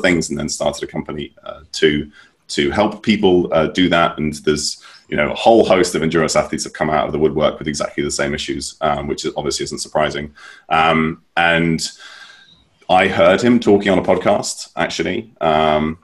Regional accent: United Kingdom; moved away as an adult; also born or lived in United States / Norway / London; I was raised in the United Kingdom, mainly

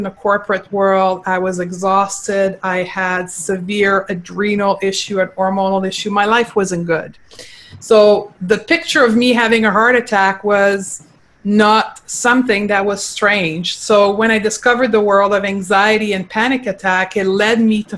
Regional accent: Quebec, Canada; accent: French; first language French; English is a second language; So I am from Quebec. I was raised in Quebec and I actually only started to speak English at the age of 22

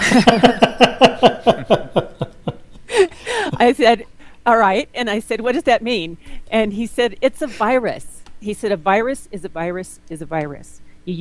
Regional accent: Los Angeles, California, United States; moved away as an adult; now in Durango, United States; I'm from Los Angeles originally, and I was in the film business at the time.

